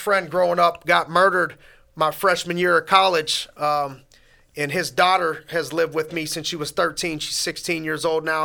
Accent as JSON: {"language": "English", "town": "Youngstown", "region": "Ohio", "country": "United States", "tie": "born or raised there", "also_born_or_lived": "Erie, Pennsylvania", "said": "born and raised in Youngstown, Ohio"}